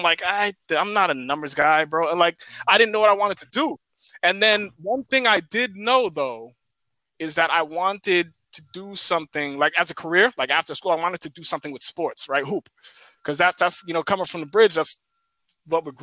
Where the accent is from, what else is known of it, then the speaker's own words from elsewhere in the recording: Cambridge, Massachusetts, United States; I'm from Cambridge